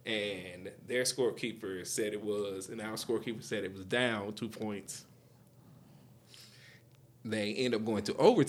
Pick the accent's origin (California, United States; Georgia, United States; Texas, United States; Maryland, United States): Georgia, United States; Monroe; I grew up in Monroe, but I didn't go to high school in Monroe.